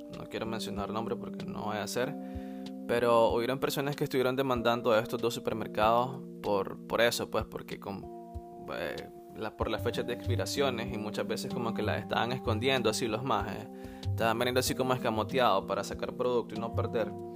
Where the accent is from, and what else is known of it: Nicaragua; now in England, United Kingdom